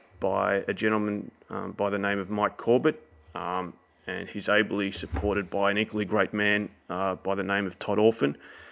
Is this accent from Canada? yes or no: no; Australia; Yes, I am. I am fully Australian.